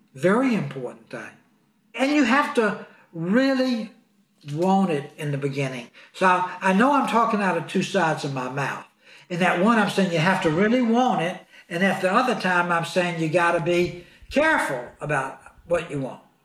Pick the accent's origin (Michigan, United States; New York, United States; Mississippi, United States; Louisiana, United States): Mississippi, United States; Clarksdale; moved away as an adult; now in Beverly Hills, United States; in Clarksdale, Mississippi, my hometown where my mom and dad still were